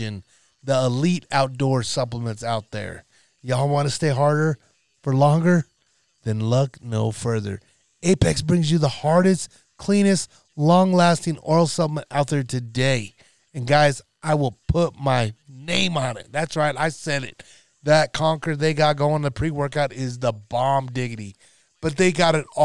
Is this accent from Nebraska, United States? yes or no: yes; North Nebraska, United States; a town out of North Nebraska, my hometown